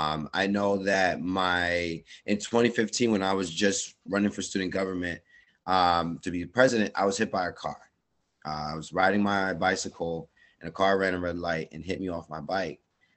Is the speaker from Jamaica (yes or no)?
yes; Jamaica; I also wanted to be a track and field athlete and go to the Olympics, you know, as a Jamaican.